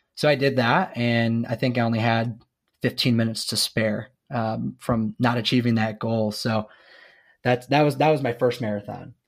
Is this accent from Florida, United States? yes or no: no; Zeeland, Michigan, United States; moved away as an adult; now in Kansas City, United States; I'm originally from Zealand, Michigan, but I, I'm now in Kansas City, Missouri